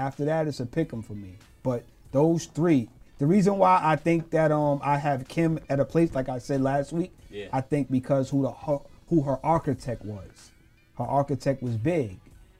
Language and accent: English; New York City, New York, United States; I'm from Queens.